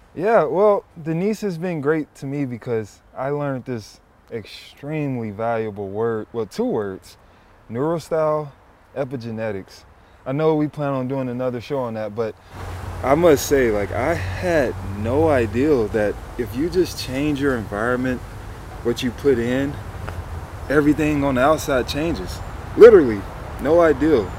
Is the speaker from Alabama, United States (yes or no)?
no; Memphis, Tennessee, United States; moved away; We're from the south, I grew up in Memphis